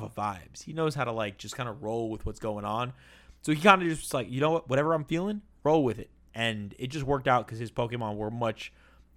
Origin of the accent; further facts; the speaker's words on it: South Florida, United States; also born or lived in Miami; now in Phoenix, United States; I'm from South Florida. Lived in Miami. I now live in Phoenix.